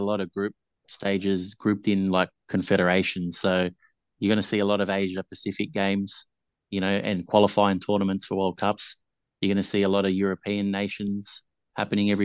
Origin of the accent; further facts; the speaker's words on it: Australia; I was born in Australia.